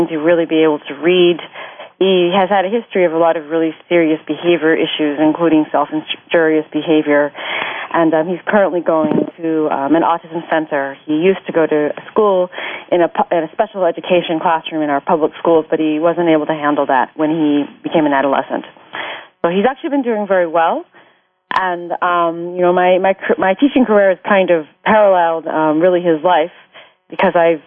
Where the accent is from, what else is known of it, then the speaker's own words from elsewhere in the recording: California, United States; now in New Jersey, United States; I'm originally from California, live in New Jersey now